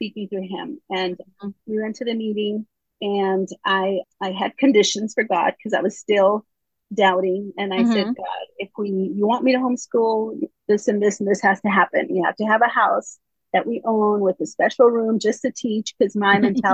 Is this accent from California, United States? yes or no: yes; California, United States; moved away as an adult; now in North Carolina, United States; I was raised in California. We just moved to North Carolina in December